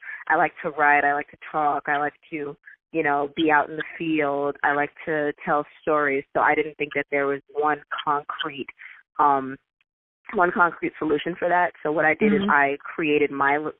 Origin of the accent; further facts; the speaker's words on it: New York City, New York, United States; I'm from Brooklyn, Bed-Stuy, born and raised over in Sumner Projects